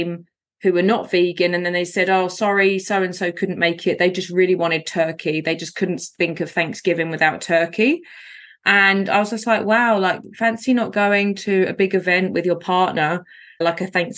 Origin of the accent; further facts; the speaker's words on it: London, United Kingdom; I grew up in poverty in Southeast London on what's called a council estate